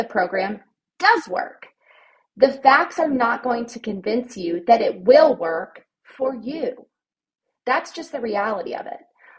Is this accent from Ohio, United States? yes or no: yes; Ohio, United States; moved away as an adult; also born or lived in Virginia; now in Nashville, United States; when I went to college, I'm from Ohio. Everybody goes to Ohio University